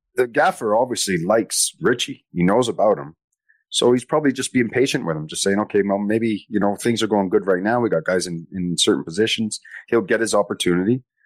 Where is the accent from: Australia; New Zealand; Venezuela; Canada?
Canada; being Canadian.